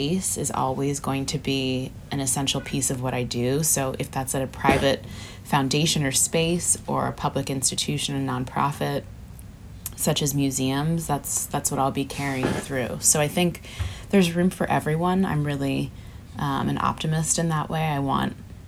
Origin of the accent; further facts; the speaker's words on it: Philadelphia, Pennsylvania, United States; moved away as an adult; now in Los Angeles, United States; I grew up in Philadelphia on the East Coast